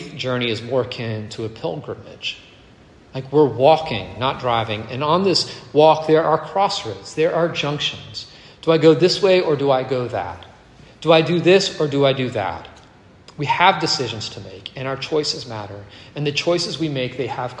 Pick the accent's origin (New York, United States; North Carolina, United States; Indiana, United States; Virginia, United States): Virginia, United States; also born or lived in Canada; I was born in Canada, but I grew up in Virginia